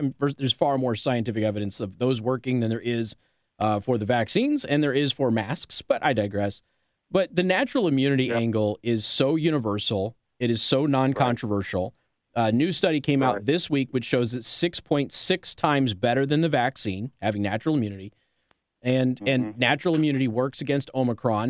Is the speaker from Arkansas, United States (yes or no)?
no; Nevada, United States; moved away; also born or lived in Tacoma, Washington; I'm from Nevada